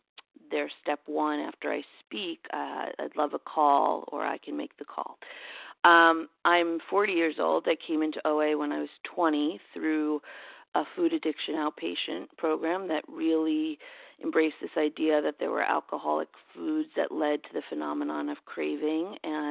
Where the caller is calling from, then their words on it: New York, United States; I'm calling from New York.